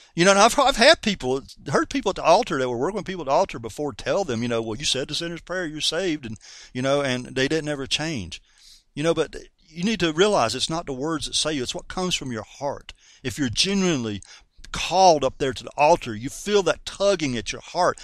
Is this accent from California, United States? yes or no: no; North Carolina, United States; I'm a Southerner from North Carolina, you know, and us Southern folks like to say, I reckon